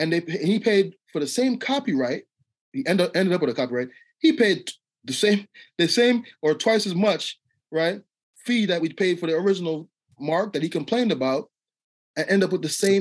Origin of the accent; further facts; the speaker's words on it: Jamaica; now in United States; I'm Jamaican, so when I came to America